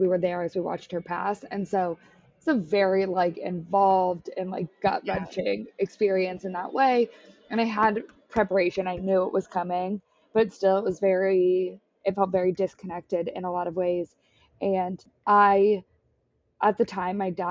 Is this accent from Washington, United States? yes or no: yes; Washington, United States; now in San Diego, United States; I'm from Washington, so honestly, rain feels like home